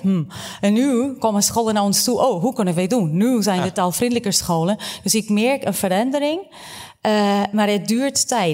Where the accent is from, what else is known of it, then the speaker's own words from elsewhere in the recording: Portugal; now in Netherlands; ik ben opgegroeid in Portugal, mijn leerkrachten waren Portugees